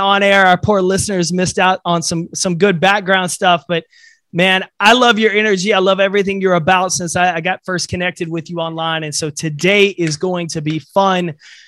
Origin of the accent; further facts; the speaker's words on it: East Texas, United States; me growing up in East Texas